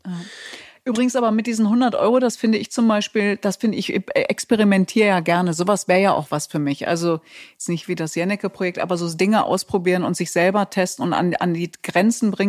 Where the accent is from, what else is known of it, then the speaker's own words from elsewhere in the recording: Germany; ich komme doch aus Deutschland.